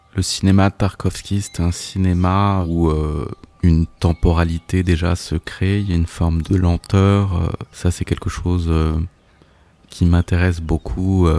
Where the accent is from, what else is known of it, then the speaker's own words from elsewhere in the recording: Alsace, Grand Est, France; j'ai grandi euh, en Alsace